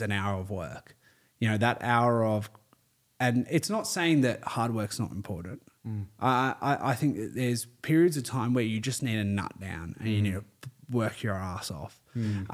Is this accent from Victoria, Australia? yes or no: no; Terrey Hills, New South Wales, Australia; I used to live in Terry Hills. I grew up there